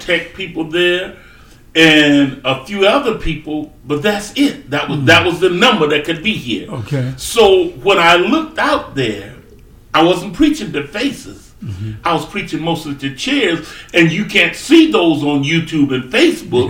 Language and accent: English; South Carolina, United States; moved away as an adult; I was brought up in South Carolina, brought up on a hmm. farm. I grew up there